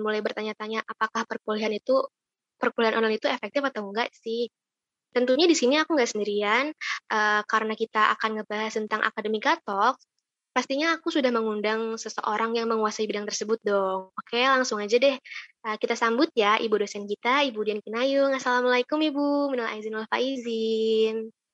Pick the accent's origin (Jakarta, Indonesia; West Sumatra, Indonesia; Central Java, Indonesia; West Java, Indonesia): West Java, Indonesia; Bandung; asalku dari Bandung